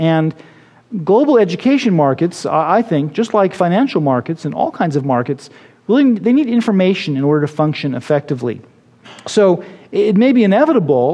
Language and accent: English; Berkeley, California, United States; my hometown of Berkeley